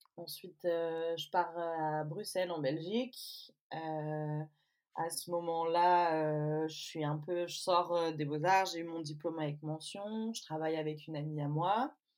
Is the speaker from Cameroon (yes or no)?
no; Provence-Alpes-Côte d'Azur, France; moved away as an adult; also born or lived in England; now in Belle-Île-en-Mer, France; Je suis née dans les Alpes-Maritimes et je vis aujourd'hui à Belle-Île-en-Mer